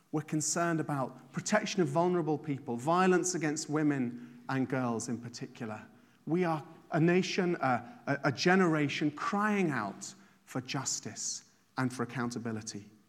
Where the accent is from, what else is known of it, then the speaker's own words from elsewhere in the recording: England, United Kingdom; moved away as an adult; now in Ireland; I didn't grow up here. I grew up in England